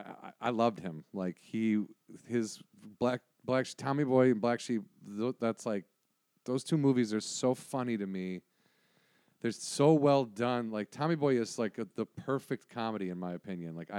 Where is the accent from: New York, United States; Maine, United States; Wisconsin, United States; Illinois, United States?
Wisconsin, United States; growing up in Wisconsin